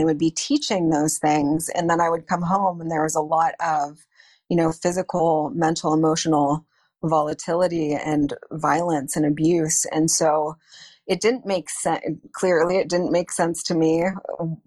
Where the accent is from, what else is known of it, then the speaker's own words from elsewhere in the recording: Northeast Ohio, United States; I grew up in Northeast Ohio, about 45 minutes north of Cleveland.